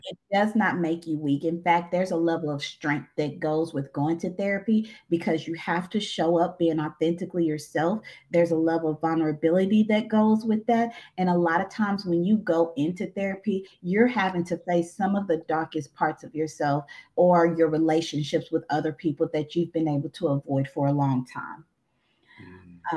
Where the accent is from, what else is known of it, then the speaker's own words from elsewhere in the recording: Eudora, Arkansas, United States; also born or lived in Crossett, Arkansas; now in Little Rock, United States; I'm from Eudora, Arkansas